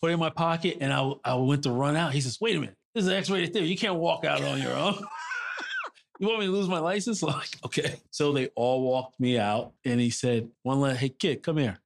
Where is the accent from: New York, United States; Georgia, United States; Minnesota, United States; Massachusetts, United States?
New York, United States; New York City; also born or lived in Brooklyn / Harlem; I was born in the People's Republic of Brooklyn, raised in Queens, and I currently live in Harlem